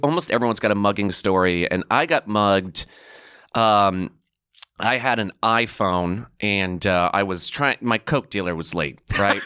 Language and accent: English; New York City, New York, United States; as a New Yorker.